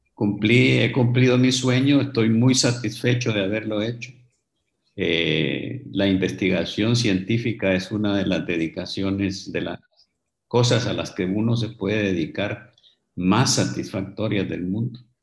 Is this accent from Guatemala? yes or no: no; Honduras; moved away as an adult; also born or lived in England; Tuve que salir de Honduras, tuve que ir a estudiar en el extranjero y me quedé ahí trabajando durante muchos años.